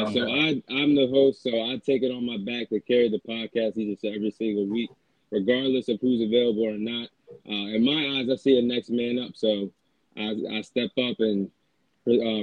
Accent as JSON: {"language": "English", "region": "Maryland", "country": "United States", "said": "So I'm from Maryland. I'm about 20 minutes away from Baltimore"}